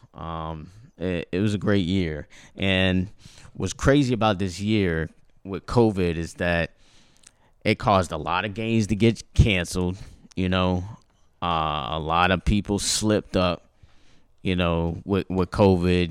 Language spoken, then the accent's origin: English; United States; my culture originates from Haiti, you know? but I grew up here